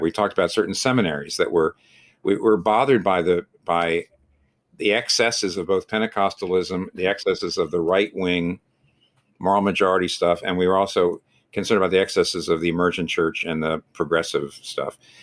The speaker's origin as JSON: {"language": "English", "country": "United States", "said": "an American like me"}